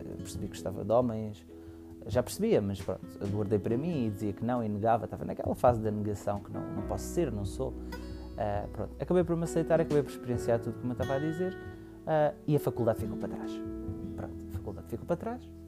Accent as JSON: {"language": "Portuguese", "town": "Almada", "region": "Setúbal", "country": "Portugal", "tie": "born or raised there", "said": "sou natural de Almada, uh, Margem Sul"}